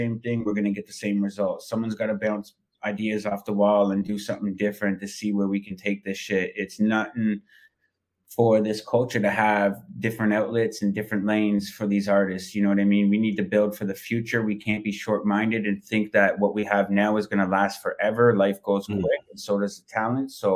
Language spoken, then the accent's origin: English; Toronto, Ontario, Canada; I'm from Toronto